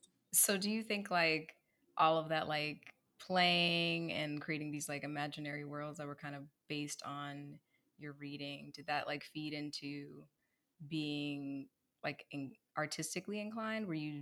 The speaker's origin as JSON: {"language": "English", "region": "New Jersey", "country": "United States", "tie": "born or raised there", "said": "I grew up in New Jersey, so it's kind of similar in terms of like geography."}